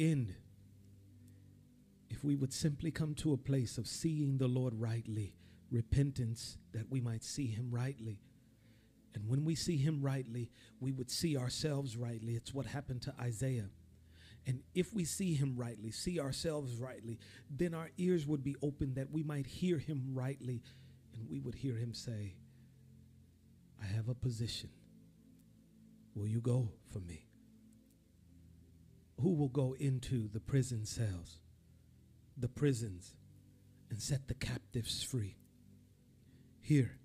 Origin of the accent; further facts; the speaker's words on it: Chicago, Illinois, United States; I'm from Chicago, Illinois